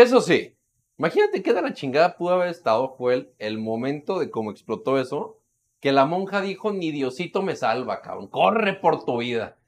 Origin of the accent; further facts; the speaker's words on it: Mexico; buenos mexicanos